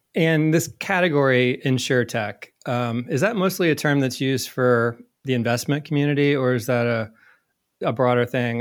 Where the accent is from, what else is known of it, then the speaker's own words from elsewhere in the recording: Indiana, United States; moved away as an adult; also born or lived in New York; moved to, back to my home state of Indiana